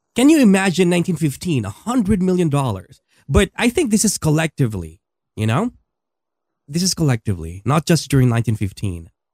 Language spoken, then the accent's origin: English; Philippines; moved away as an adult; my country in the Philippines.